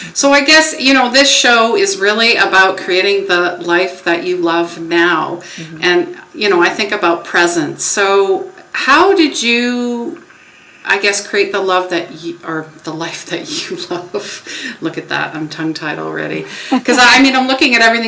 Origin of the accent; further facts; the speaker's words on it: Canada; I'm possibly Canadian